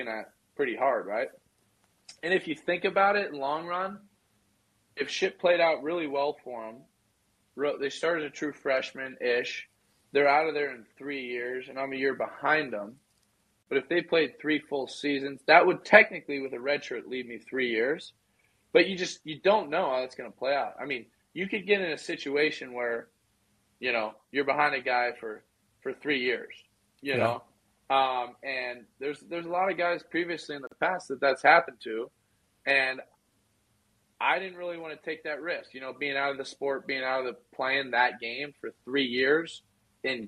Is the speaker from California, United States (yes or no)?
yes; Southern California, United States; I'm from Southern Cal and then went to school in NorCal